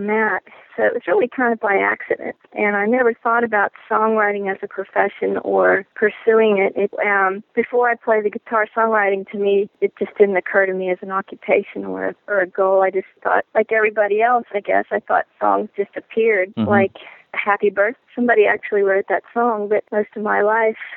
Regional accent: the North, United States; moved away; I'm from the North

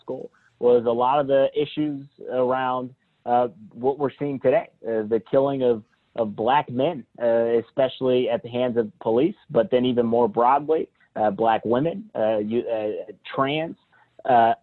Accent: Columbus, Ohio, United States; I grew up in central Ohio, just right here in Columbus, a little closer to Worthington area

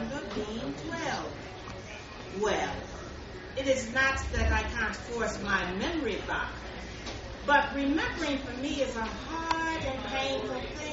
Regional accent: Trinidad & Tobago; When I was 12 and growing up in Trinidad and Tobago

